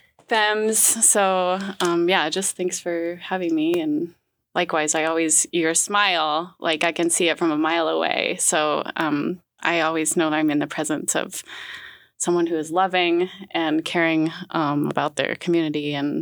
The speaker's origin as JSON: {"language": "English", "town": "Juneau", "region": "Alaska", "country": "United States", "tie": "born or raised there", "said": "I was born and raised here in Zantakahini."}